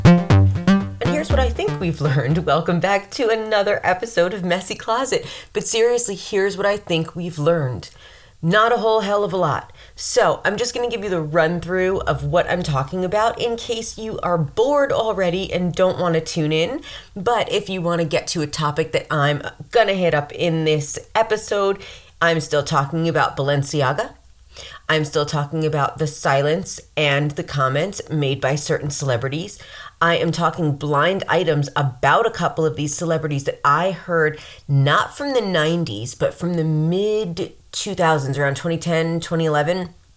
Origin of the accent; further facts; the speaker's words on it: New York, United States; I'm from New York, I'm, I'm around the city